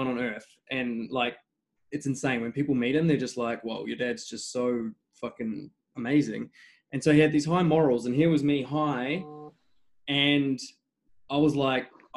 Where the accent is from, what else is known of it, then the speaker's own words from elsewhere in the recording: New Zealand; moved away as an adult; also born or lived in England; now in Australia; I was born in England. I've lived in New Zealand since I was 10 until 26, and I've been in Australia since then.